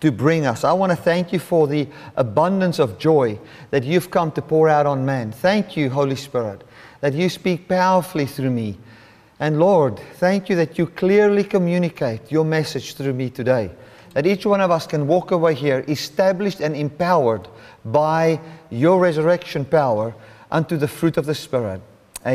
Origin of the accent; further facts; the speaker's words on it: Cape Town, Western Cape, South Africa; I'm from the Cape Town area